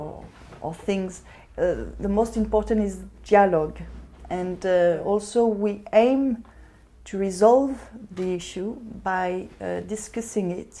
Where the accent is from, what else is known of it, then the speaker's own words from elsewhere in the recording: Paris, Île-de-France, France; moved away as an adult; now in London, United Kingdom; I'm from Paris